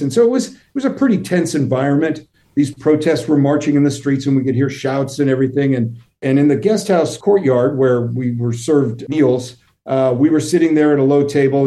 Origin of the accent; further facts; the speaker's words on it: New York, United States; I grew up near New York City